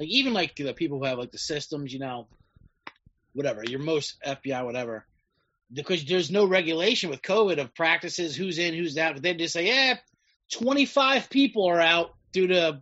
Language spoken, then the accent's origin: English; near Philadelphia, New Jersey, United States; also born or lived in Chicago; now in Los Angeles, United States; Originally, I'm from South Jersey or New Jersey, right near Philadelphia